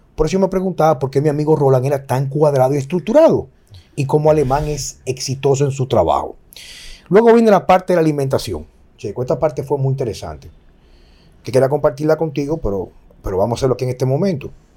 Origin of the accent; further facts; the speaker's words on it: Dominican Republic; yo elijo vivir en mi país